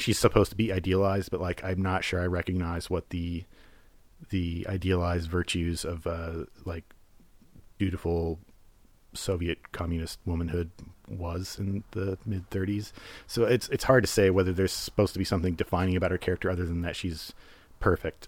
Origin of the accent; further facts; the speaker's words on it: United States; as an American